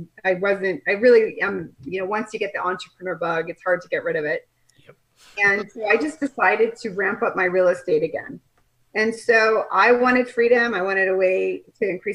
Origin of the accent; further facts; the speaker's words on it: Colorado, United States; moved away as an adult; also born or lived in Nebraska; now in Kelowna, Canada; I'm from Colorado. I grew up in Colorado, went to school in Nebraska